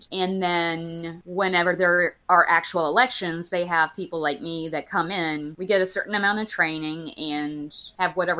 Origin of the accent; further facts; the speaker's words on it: Alabama, United States; I grew up in Alabama